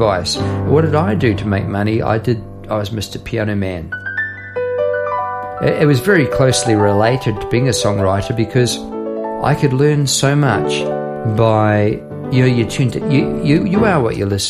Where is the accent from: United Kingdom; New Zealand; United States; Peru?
New Zealand; moved away as an adult; now in Australia; Part of me will always be from, you know, bit there in New Zealand